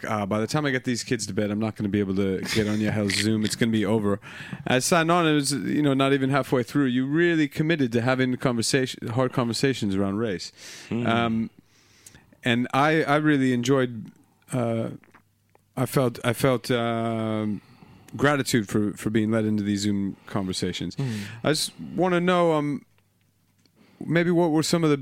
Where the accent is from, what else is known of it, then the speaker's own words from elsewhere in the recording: United States; now in United Kingdom; being American, living in the UK